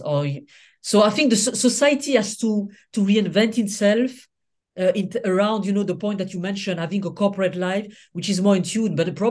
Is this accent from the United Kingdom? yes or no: no; Senegal; also born or lived in Niger; I mean, I'm from Senegal and Niger, so from West Africa.